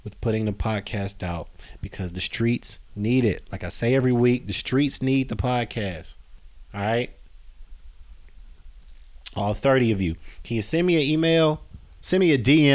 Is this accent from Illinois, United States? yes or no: yes; Chicago, Illinois, United States; I'm from Chicago